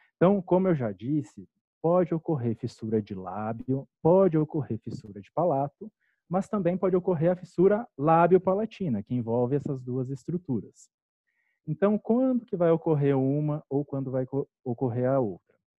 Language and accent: Portuguese; Curitiba, Paraná, Brazil; moved away as an adult; also born or lived in Cascavel / Bauru; eu sou curitibano